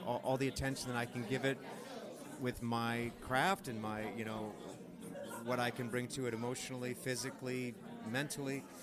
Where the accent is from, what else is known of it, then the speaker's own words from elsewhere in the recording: Saginaw, Michigan, United States; my hometown saginaw michigan